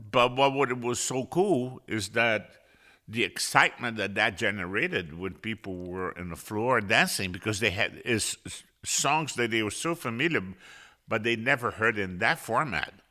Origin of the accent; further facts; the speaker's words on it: Rio de Janeiro, Brazil; I was born in Rio de Janeiro, Brazil.